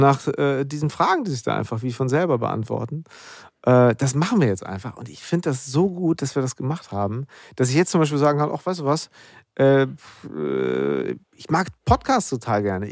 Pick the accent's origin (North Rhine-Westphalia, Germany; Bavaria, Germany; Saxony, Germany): North Rhine-Westphalia, Germany; Münster; zwischen meiner Heimat Münster und Berlin bin